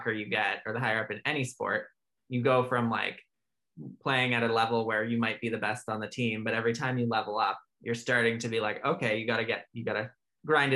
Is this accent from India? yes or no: no; Alberta, Canada; moved away as an adult; also born or lived in Ontario; now in Vancouver, Canada; I was born and raised in Alberta